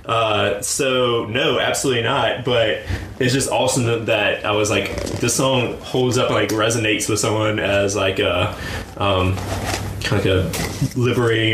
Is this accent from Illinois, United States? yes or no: no; rural North Carolina, United States; my home state, growing up in rural North Carolina